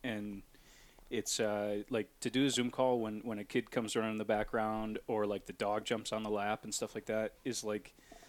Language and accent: English; Durand, Wisconsin, United States; also born or lived in Hudson, Wisconsin / River Falls, Wisconsin; now in Menomonie, United States; we made the move in 2017 over to Menominee and kind of in our quest to get back closer to Durand.